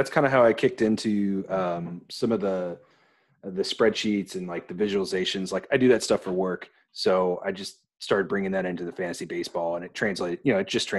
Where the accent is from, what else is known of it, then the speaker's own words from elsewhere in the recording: Illinois, United States; I'm farther south, much smaller town, but from Illinois.